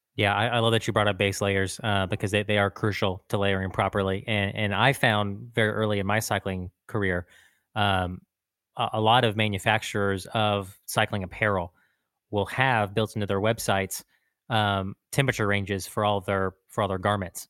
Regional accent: Texas, United States; as a Texan

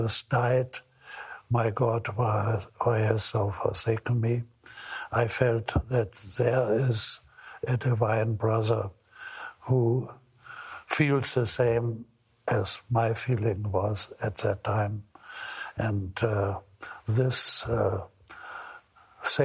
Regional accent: Hamburg, Germany; also born or lived in Scotland; my hometown, Hamburg

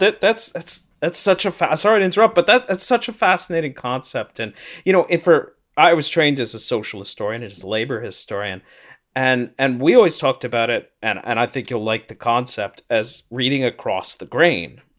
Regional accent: St. Louis, Missouri, United States; now in Toronto, Canada; I grew up in St. Louis, though I'm in Toronto now

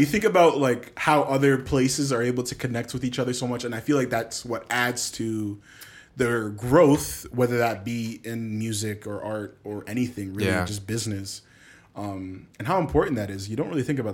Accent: Canada; as a Canadian

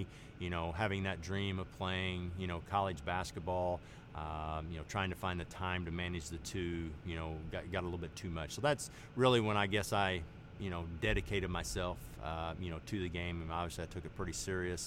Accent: Heltonville, Indiana, United States; I grew up in Heltonville, which is a community of about 500 people, just right outside of Bedford.

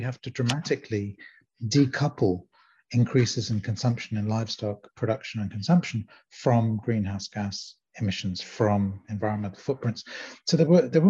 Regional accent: London, United Kingdom; also born or lived in South Africa; I grew up in London, and I'm born in South Africa, Lebanese descent

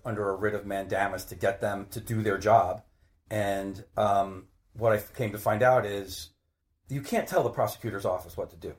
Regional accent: Maplewood, New Jersey, United States; I grew up in Maplewood, which is a couple towns over.

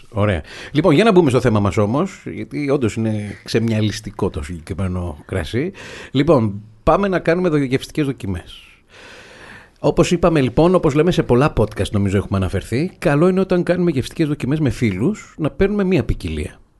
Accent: Thessaloniki, Central Macedonia, Greece; είμαι από τη Θεσσαλονίκη. εγώ οπότε με τα ξινόμαυρα μεγάλωσα

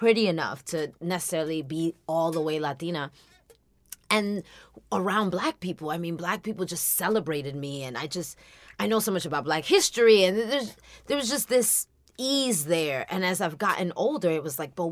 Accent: United States; also born or lived in Dominican Republic; now in Los Angeles, United States; I was raised in America. I came here as a small child

